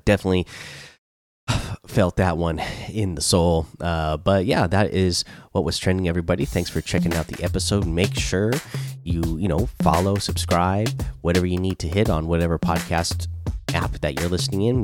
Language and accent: English; Seattle, Washington, United States; I'm from Seattle